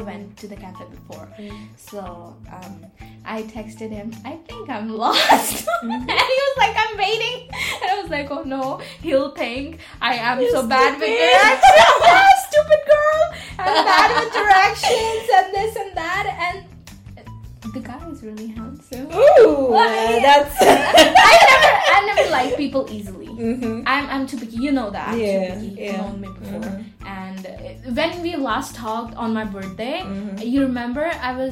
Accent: India; now in Galway, Ireland; I'm Indian

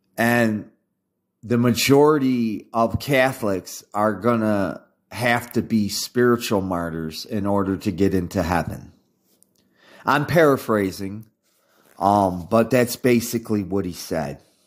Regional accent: United States; being an American

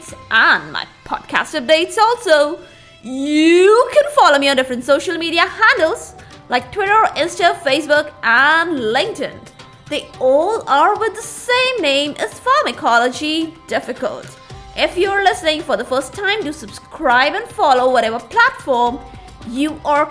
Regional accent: India; my own country, my home country, that is India.

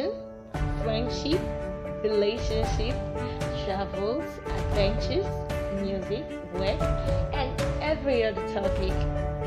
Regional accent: Nigeria; I'm from Nigeria in West Africa

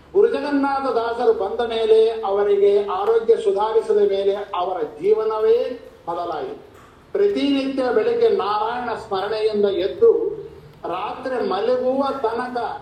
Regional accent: Kowthalam, Andhra Pradesh, India; also born or lived in Sirwar, Karnataka; ನಮ್ಮ ಕೋತಾ ಗ್ರಾಮದಲ್ಲಿ

